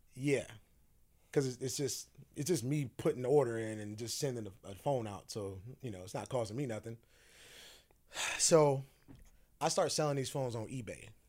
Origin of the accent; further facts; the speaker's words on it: Sacramento, California, United States; moved away; also born or lived in Phoenix, Arizona; I grew up in the Strawberry Manors